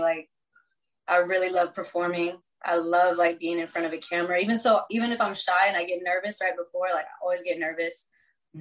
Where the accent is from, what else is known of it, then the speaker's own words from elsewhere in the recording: Texas, United States; now in Los Angeles, United States; I was born here. I was raised in Texas.